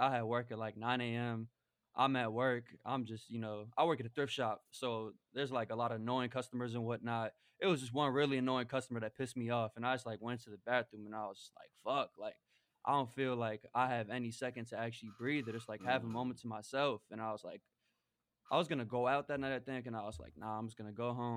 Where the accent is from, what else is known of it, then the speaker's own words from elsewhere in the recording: New York, United States; also born or lived in Chicago; growing up in New York